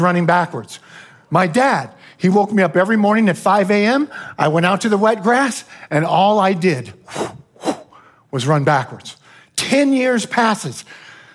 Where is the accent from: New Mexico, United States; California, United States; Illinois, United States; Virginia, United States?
California, United States; near Davis; this small college near my hometown. It was called UC Davis